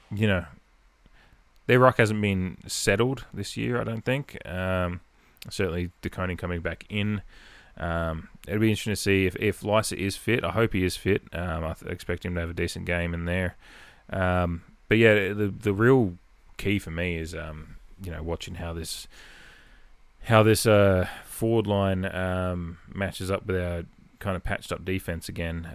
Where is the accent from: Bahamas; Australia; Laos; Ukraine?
Australia; Adelaide, South Australia; now in Santa Monica, United States; someone from Adelaide was all the way over here